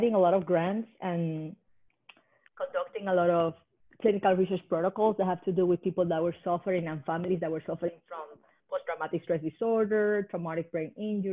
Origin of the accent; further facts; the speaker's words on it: Puerto Rico; now in Hawaii, United States; I was born in Puerto Rico